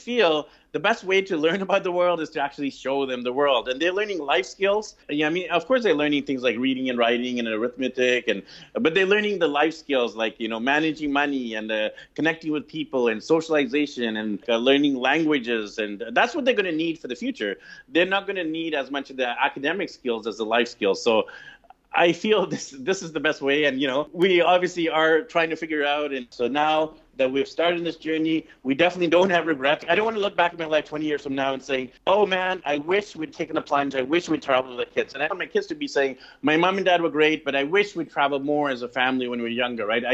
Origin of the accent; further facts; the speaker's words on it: Vancouver, British Columbia, Canada; moved away as an adult; I'm actually from Vancouver, BC, Canada, originally